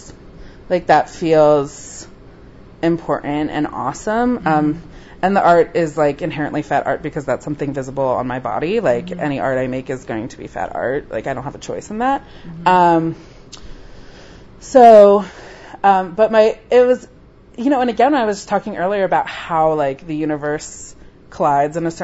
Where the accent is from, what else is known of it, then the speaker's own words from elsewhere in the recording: near Mount Laurel, New Jersey, United States; moved away as an adult; also born or lived in New York; 5 minutes from my hometown. It was, like, in Mount Laurel, New Jersey